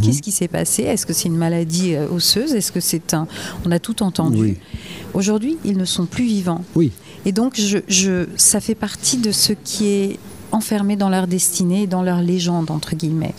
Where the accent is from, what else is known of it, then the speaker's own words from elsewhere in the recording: Gers, Occitania, France; also born or lived in Paris / Bordeaux; now in Cap Ferret, France; j'étais très parisienne jusqu'aux oreilles. Mhm. J'ai quitté le Gers